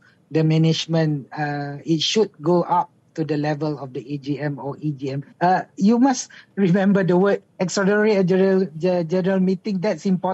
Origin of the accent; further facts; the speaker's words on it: Malaysia; we as Malaysian